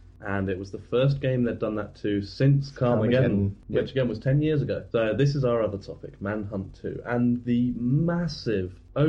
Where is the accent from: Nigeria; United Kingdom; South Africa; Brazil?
United Kingdom; as British